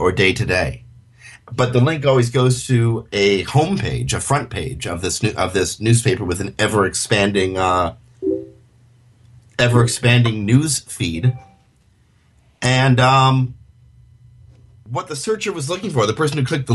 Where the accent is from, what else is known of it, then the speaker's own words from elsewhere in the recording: Canada; accent: Canadian; in my Canadian accent